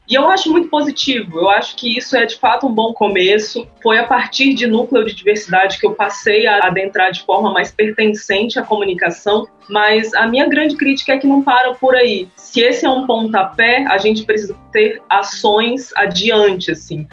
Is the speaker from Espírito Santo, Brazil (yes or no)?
yes; Espírito Santo, Brazil; moved away as an adult; now in São Paulo, Brazil; Eu sou do Espírito Santo, aí comecei a trabalhar com publicidade e marketing em São Paulo